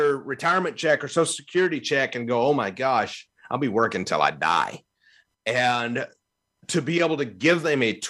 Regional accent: Evansville, Indiana, United States; now in Louisville, United States; in my hometown where I lived for years in Evansville, Indiana, before I moved to Louisville

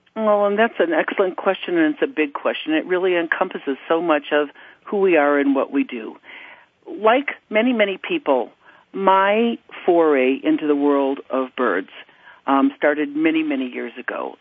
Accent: United States; moved away as an adult; also born or lived in Kuwait; I'm a U.S. citizen. I was born and raised in the United States

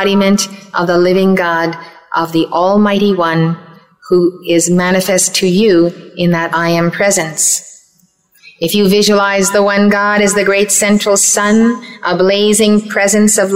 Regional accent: Red Bank, New Jersey, United States; Red Bank, New Jersey, my hometown

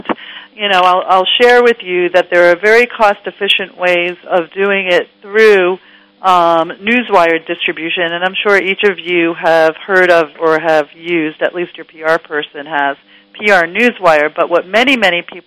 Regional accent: New York City, New York, United States; moved away; I grew up in New York City, in Queens, New York

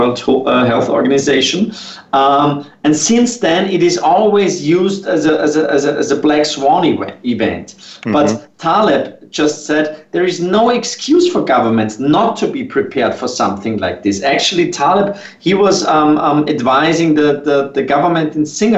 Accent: Austria; I'm not only from Austria

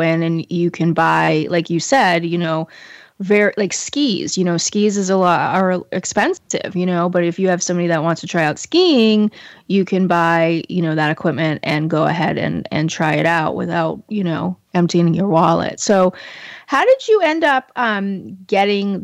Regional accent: Portland, Maine, United States; I'm from Portland, Maine

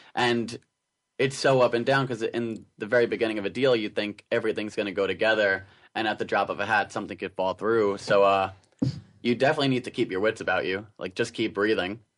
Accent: Suffolk County, Long Island, New York, United States; now in New York City, United States; I grew up in Long Island as well, but uh, a little further out in Suffolk County, closer to the Hamptons

